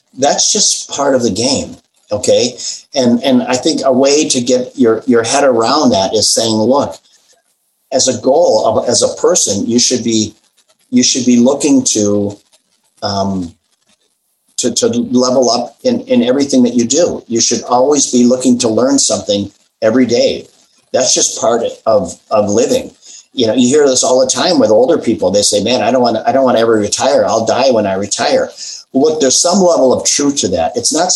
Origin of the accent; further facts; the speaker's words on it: Midwest, United States; I've always been about comfort food. I grew up in the Midwest.